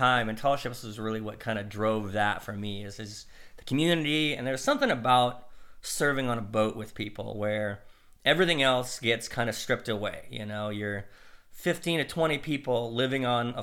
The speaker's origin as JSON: {"language": "English", "region": "Idaho", "country": "United States", "said": "I was from Idaho"}